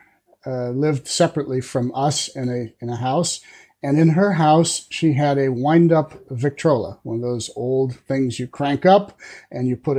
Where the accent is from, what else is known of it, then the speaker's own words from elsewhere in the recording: La Mirada, California, United States; moved away as an adult; also born or lived in Brea, California; now in Grants Pass, United States; I grew up in Southern California, first La Mirada, California, and then when I was in high school, we moved to Brea, California